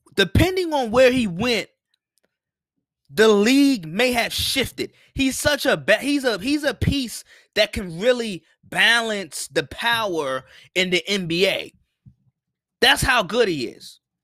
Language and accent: English; Washington, District of Columbia, United States; I'm from Washington, D C